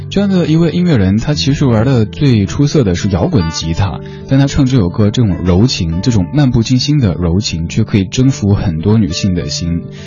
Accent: Chengdu, Sichuan, China; now in Beijing, China; 作为一个成都人，一年四季经常会在阴天和雨天当中度过

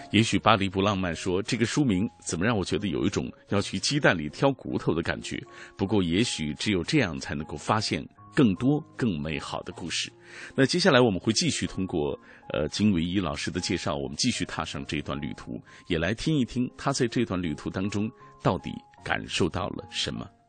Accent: Xinjiang, China; 后来因为大学专业的选择来到了石河子

